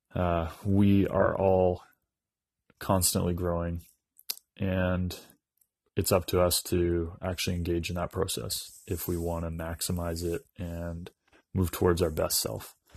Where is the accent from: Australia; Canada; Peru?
Canada; Dawson Creek, British Columbia; I'm a northern British Columbia boy. I grew up in Dawson Creek, B C